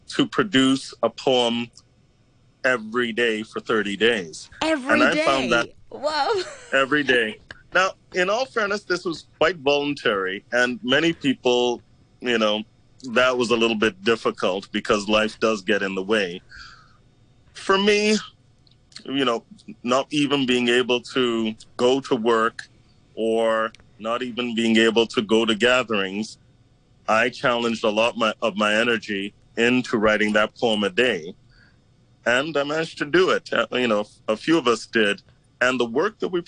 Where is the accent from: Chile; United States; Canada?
Canada; moved away as an adult; now in Hong Kong; I'm a Canadian who's been here for 16 years